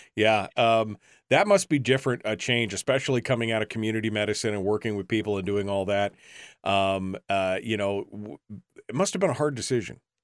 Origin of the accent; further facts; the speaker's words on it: Alaska, United States; being born and raised in Alaska and, and being from a family of sourdough gold miners